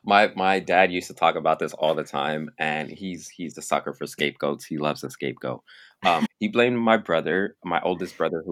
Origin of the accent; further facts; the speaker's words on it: Nigeria; So I mean, I'm Black, I'm Nigerian, so I have like kinky, I have your typical Black hair.